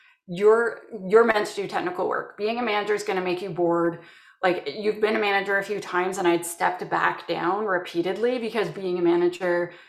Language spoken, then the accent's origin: English; Canada; I'm from Canada